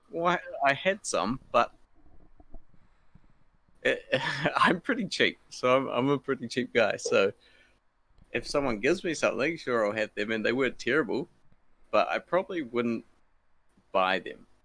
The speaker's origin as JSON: {"language": "English", "region": "Wellington", "country": "New Zealand", "tie": "born there", "said": "And I was born in Wellington, New Zealand."}